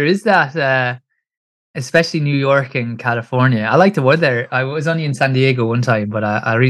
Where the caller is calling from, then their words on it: Kilkenny, Leinster, Ireland; So I'm in Ireland, so Kilkenny in Ireland. So it's southeast, it's about an hour and a half south of Dublin.